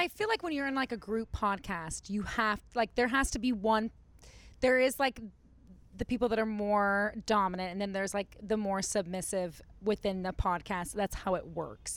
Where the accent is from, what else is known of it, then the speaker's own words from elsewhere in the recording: Dallas, Texas, United States; now in Los Angeles, United States; I grew up in Dallas